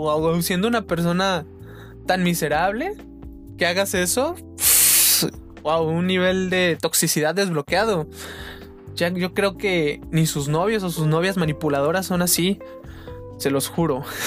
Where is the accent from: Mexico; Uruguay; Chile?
Mexico; soy mexicano